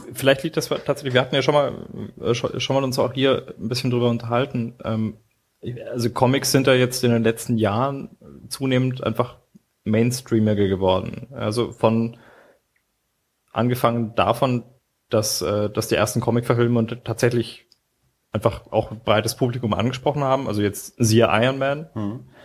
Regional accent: Nuremberg, Bavaria, Germany; als Nürnberger

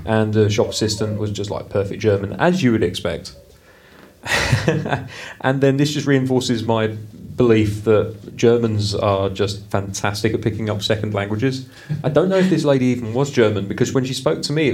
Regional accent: United Kingdom; I'm British

